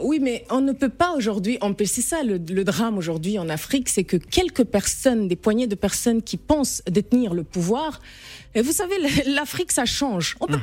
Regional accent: Chad; moved away as an adult; now in Paris, France; je suis née, j'ai grandi au Tchad et je suis revenue m'installer, euh, il y a à peine deux ans

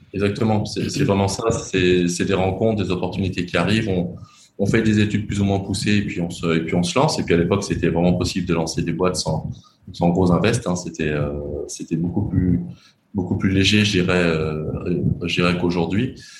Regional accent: Lyon, Auvergne-Rhône-Alpes, France; accent: French; moved away as an adult; now in Cambodia; j'ai quand même plutôt grandi dans les dans les milieux très très français et même très lyonnais parce que je suis de je suis de Lyon

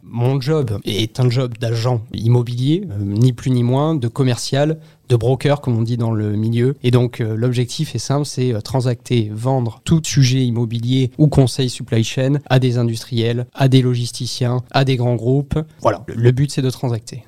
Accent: near Bordeaux, Nouvelle-Aquitaine, France; moved away; also born or lived in Toulon / London; je viens de Bordeaux, je suis originaire d'une petite ville à 20 km au sud de Bordeaux et euh, voilà j'ai grandi là-bas quelques temps

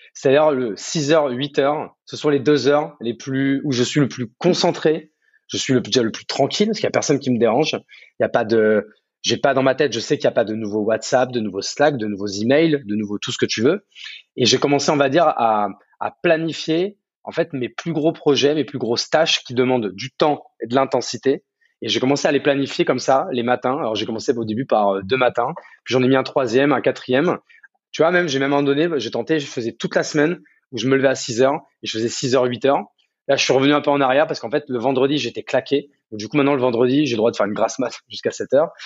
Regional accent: Champagne-Ardenne, Grand Est, France; moved away as an adult; also born or lived in Paris; now in Bordeaux, France; De base, moi, je suis né à Paris, mais j'ai vécu euh, mon adolescence jusqu'au bac en Champagne-Ardenne, à la campagne. Donc moi, je suis plutôt un, enfant de la campagne

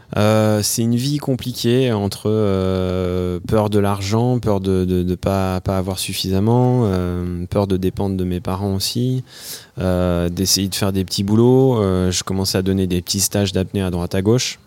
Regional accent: Thonon-les-Bains, Auvergne-Rhône-Alpes, France; moved away as an adult; also born or lived in Annecy; originaire de manière particulière euh, euh, entre lac et montagne de Haute-Savoie. Je suis né à Tonon-les-Bains et euh, je vivais à Annecy jusqu'à il y a quelques années

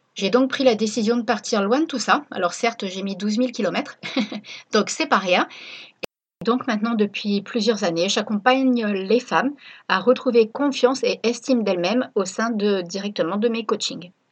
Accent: Reims, Grand Est, France; moved away as an adult; also born or lived in La Ciotat; now in Réunion, France; Je suis originaire de Reims

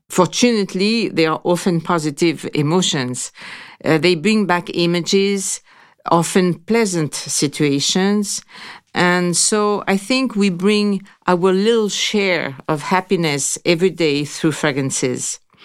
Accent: Grasse, Provence-Alpes-Côte d'Azur, France; I was born in Graz, so it's really the capital of perfumes

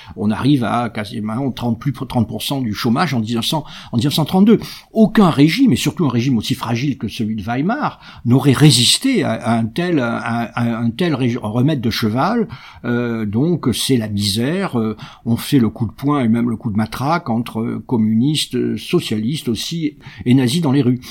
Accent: Marseille, Provence-Alpes-Côte d'Azur, France; je suis marseillais

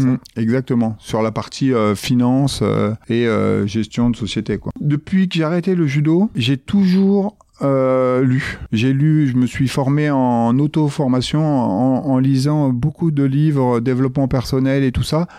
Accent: Grigny, Île-de-France, France; Je viens euh, de la Grande Borne, euh, de Grigny

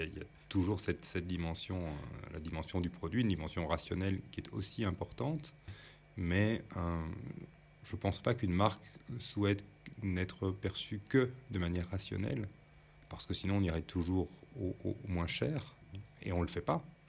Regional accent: Belgium; on est belge

